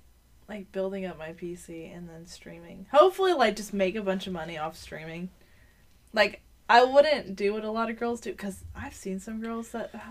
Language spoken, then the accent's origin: English; Baltimore, Maryland, United States; it's because I'm from Baltimore.